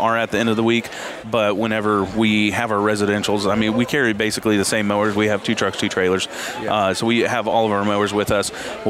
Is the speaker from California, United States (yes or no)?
no; El Dorado, Kansas, United States; I'm from El Dorado, Kansas.